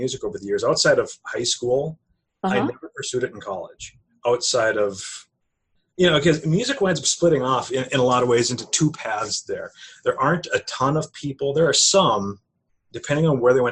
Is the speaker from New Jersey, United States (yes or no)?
no; Maddock, North Dakota, United States; born or raised there; also born or lived in Rugby, North Dakota